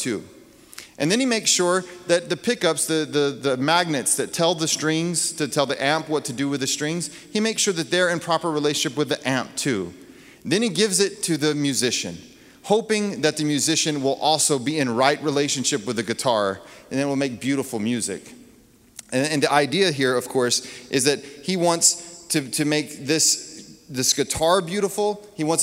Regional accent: Texas, United States; I grew up in Texas

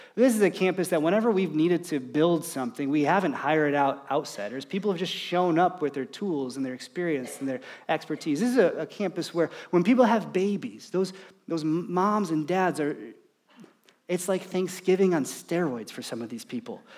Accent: United States; as an American, as, as a dad, as someone who's trying to provide for his family

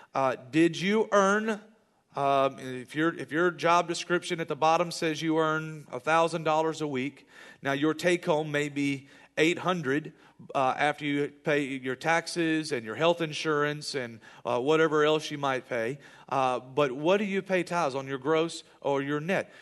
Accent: United States; I live in America, and I'm proud to be an American

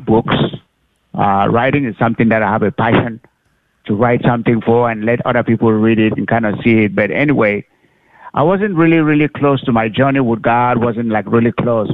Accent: Cameroon; also born or lived in Oklahoma; now in Arlington, United States; I wasn't born in the U.S., United States. I was born actually in Cameroon

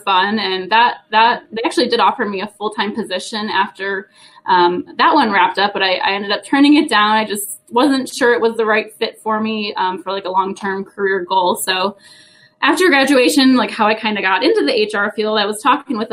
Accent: Wisconsin, United States; I actually grew up in the great state of Wisconsin, so I am from the Cheese State

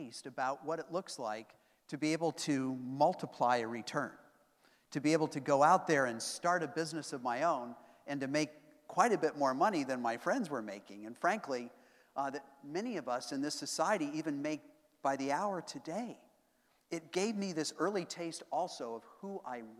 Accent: Boulder, Colorado, United States; growing up in Boulder, Colorado

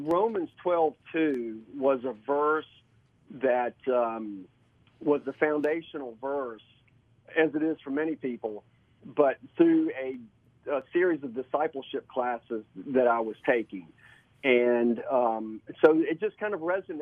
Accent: Richmond, Virginia, United States; I am from Richmond, Virginia

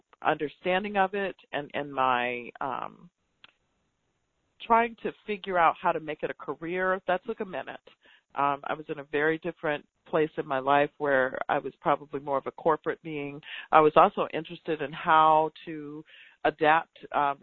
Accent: Tallahassee, Florida, United States; I'm from Tallahassee, Florida. And so all of those places that people hear about connected to the movement are not far from where I was born and raised.

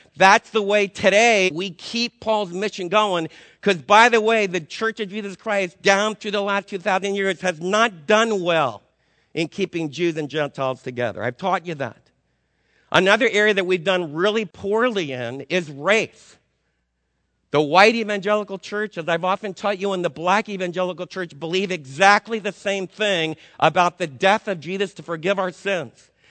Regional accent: Northern New Jersey, United States; moved away; I'm from Northern New Jersey

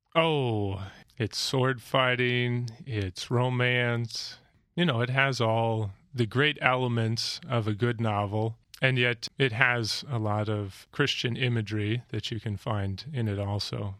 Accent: Alaska and Montana, United States; I grew up in Alaska and Montana

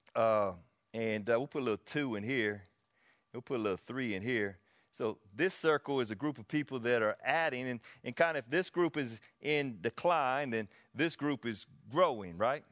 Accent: Anderson, United States; I'm from Anderson.

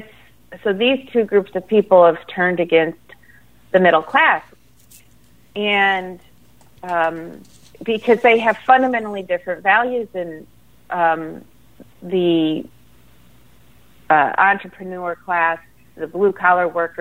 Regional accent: Michigan, United States; moved away; I'm from Michigan originally, and so I remember the era of Coleman Young

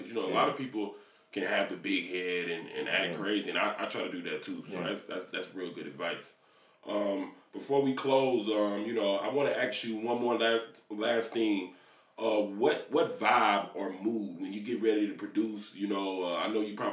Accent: Miami, Florida, United States; now in Finland; I live here now, but I'm originally from Miami.

